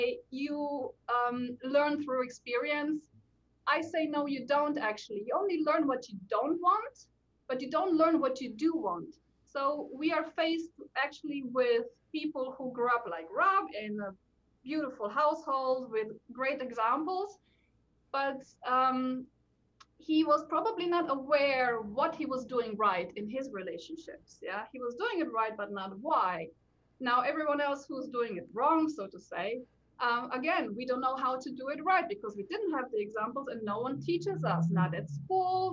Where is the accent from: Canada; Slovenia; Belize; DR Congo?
Slovenia; moved away as an adult; also born or lived in Bavaria, Germany / London, United Kingdom; now in Nuneaton, United Kingdom; I was born in Slovenia to Slovenian parents who already lived in Germany, went back to Slovenia just to give birth with me and for me a little bit.